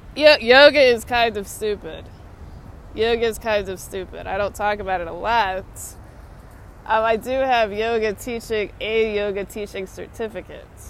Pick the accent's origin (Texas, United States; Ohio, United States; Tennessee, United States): Texas, United States; Austin; now in Washington, D.C., United States; my hometown's Austin